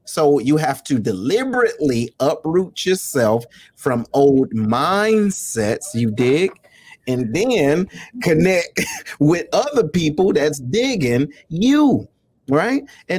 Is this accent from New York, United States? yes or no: no; Detroit, Michigan, United States; this is my homie. We grew up in Detroit together.